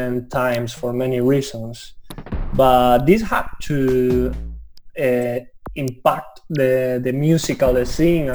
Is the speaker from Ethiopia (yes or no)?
no; Spain; moved away; when I was a teenager in Spain, I remember in my hometown